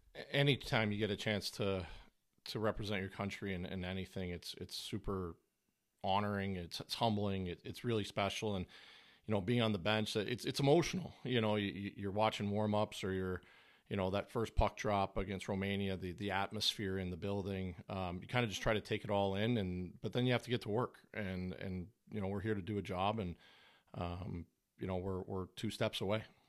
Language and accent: English; Canada